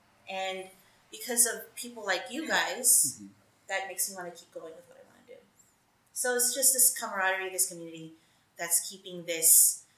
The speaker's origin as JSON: {"language": "English", "region": "California", "country": "United States", "tie": "born or raised there", "said": "More than 75% of my school was Filipino. So being a Filipino in the Bay Area was natural, where I didn't have to try hard to be something because I had so much support around me."}